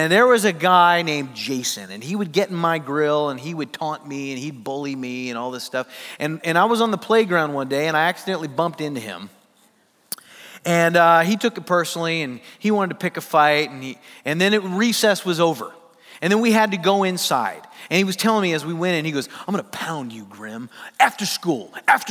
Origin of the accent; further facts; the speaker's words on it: Sioux Falls, South Dakota, United States; I grew up in Sioux Falls, South Dakota.